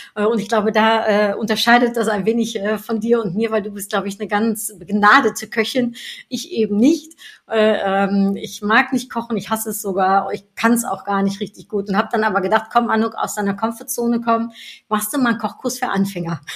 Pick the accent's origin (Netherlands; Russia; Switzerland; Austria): Netherlands; moved away; Ich bin Niederländerin